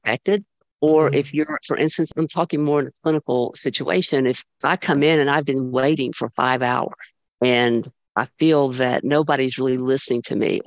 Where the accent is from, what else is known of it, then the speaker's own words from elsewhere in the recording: United States; I love being an American